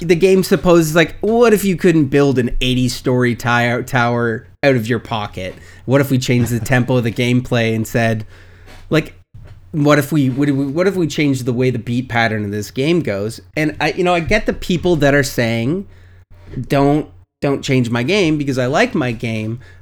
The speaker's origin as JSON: {"language": "English", "country": "Canada", "said": "as a Canadian"}